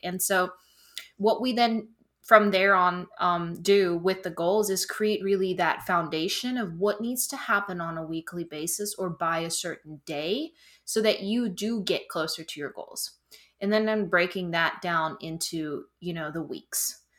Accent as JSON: {"language": "English", "country": "Germany", "moved": "as an adult", "lives_now": "South Carolina, United States", "said": "I'm originally from Germany. I moved in twenty seventeen, so it's been six years in the upstate of South Carolina"}